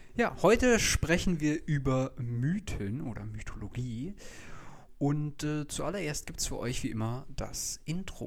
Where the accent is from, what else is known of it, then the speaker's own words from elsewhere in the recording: Germany; als Deutsche